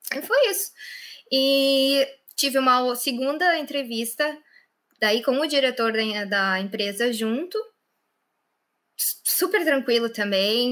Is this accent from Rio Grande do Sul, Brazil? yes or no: yes; Lajeado, Rio Grande do Sul, Brazil; moved away as an adult; now in Ireland; Eu sou do sul do Brasil, perto de Porto Alegre, cidade de Lajeado